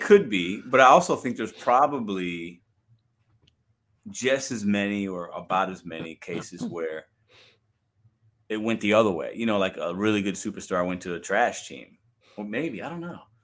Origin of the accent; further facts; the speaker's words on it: Chicago, Illinois, United States; that's my hometown team